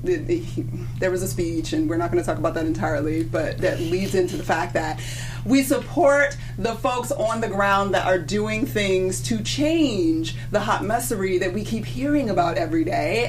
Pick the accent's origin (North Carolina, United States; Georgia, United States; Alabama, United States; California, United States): Georgia, United States; in Georgia. My home state